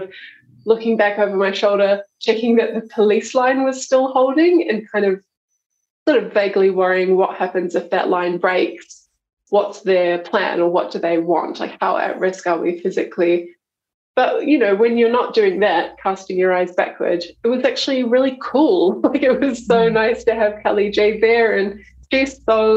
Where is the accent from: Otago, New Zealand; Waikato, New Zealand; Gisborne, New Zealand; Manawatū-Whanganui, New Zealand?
Waikato, New Zealand; Taupo; now in Melbourne, Australia; I'm a Kiwi, yep. I grew up in Taupo.